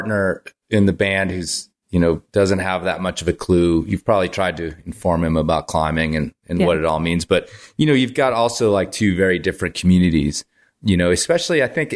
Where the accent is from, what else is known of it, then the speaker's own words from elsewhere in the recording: Libertyville, Illinois, United States; I grew up in Libertyville, Illinois, so North Chicago